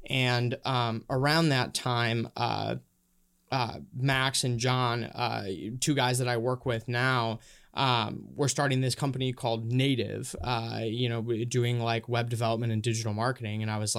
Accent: Honduras; also born or lived in Minnesota, United States; now in United States; I actually I grew up in Honduras. Well, kind of split between Minnesota and Honduras. My parents are missionaries down there.

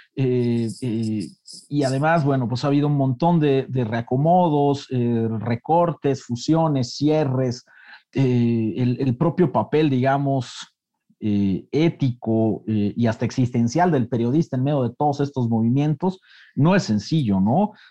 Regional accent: Mexico; los mexicanos

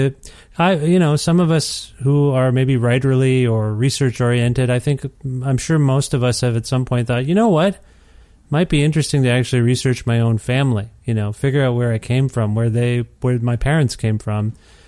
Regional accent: Ontario, Canada; I kind of know why we moved from Ontario to Alberta on some level, but I haven't really unpacked it totally.

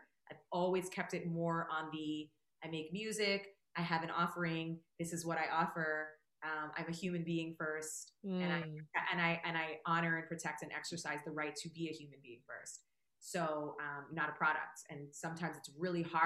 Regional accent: Toronto, Ontario, Canada; now in Los Angeles, United States; Toronto's always home. It's still home. I'm still a Canadian citizen.

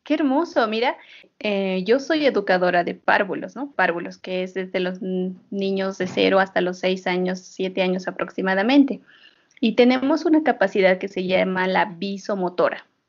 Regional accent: Oruro, Bolivia; now in La Paz, Bolivia; yo que soy orureña

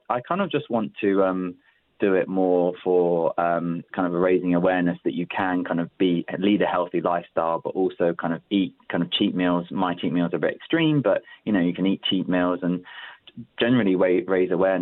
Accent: London, United Kingdom; I grew up in South London, and my dad's from the Old Kent Road.

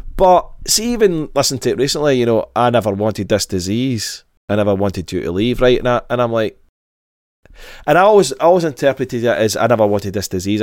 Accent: Glasgow, Scotland, United Kingdom; grew up in Glasgow, I grew up in Govan

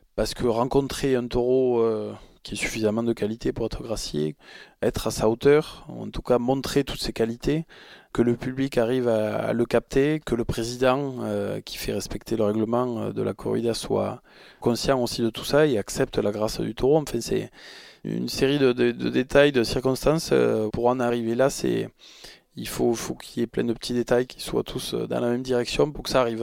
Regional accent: Arles, Provence-Alpes-Côte d'Azur, France; Je suis arlésien, je vais, avoir 37 ans euh, bientôt et c'est vrai que j'ai passé euh, mon enfance euh, au Mas de la Chassagne, en Camargue

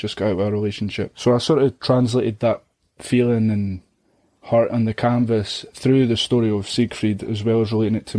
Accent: Scotland, United Kingdom; judging me for being Scottish

